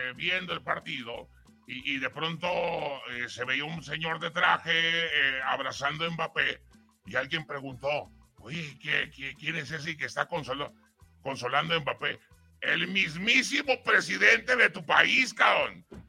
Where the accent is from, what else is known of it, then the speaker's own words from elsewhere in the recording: Mexico; soy mexicano